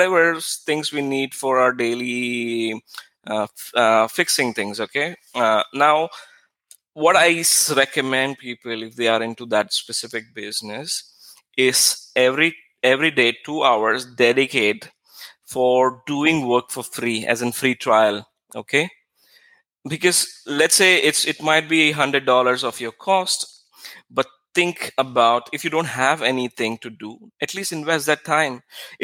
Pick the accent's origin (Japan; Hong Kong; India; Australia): India; moved away as an adult; now in Israel; When I moved to Israel, I was very, because I came from India, I think 9 years ago something